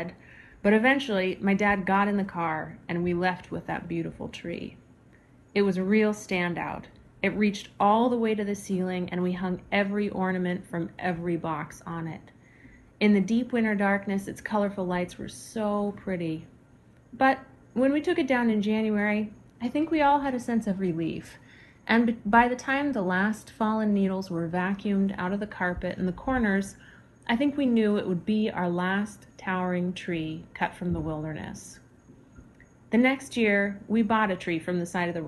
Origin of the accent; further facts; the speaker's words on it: Alaska, United States; As a child growing up in Alaska